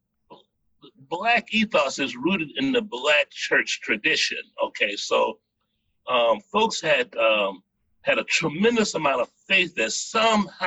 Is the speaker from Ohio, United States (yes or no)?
no; Richmond Heights, Florida, United States; my neighborhood where I grew up in Richmond Heights, Florida, Dade County, Miami, it's kind of, on the south side